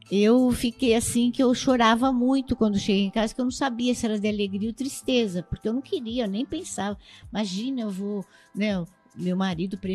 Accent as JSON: {"language": "Portuguese", "town": "Osasco", "region": "São Paulo", "country": "Brazil", "tie": "born or raised there", "also_born_or_lived": "Campinas", "said": "Bom, eu vim de Campinas, de um, uh, da cidade de Souza, o bairro Souza, de Campinas. Eu vim para Osasco, eu tinha quatro anos de idade com meus pais e morei sempre na quilômetro 18."}